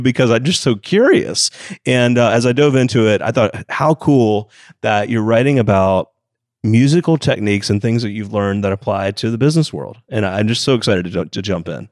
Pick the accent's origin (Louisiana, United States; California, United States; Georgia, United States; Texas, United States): Georgia, United States; Atlanta; Atlanta, Georgia, of course, my hometown